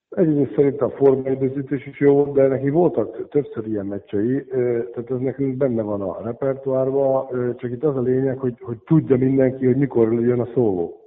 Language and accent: Hungarian; Székesfehérvár, Fejér, Hungary; moved away as an adult; now in Kecskemét, Hungary; Én, én Fehérváron születtem, ugye ott nőttem föl